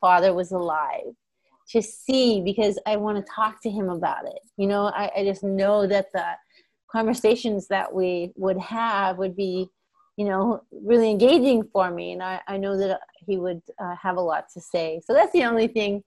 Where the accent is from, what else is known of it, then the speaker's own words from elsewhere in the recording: Canada; also born or lived in India / United States; five of us moved to Canada when I was about, I don't know, I would say four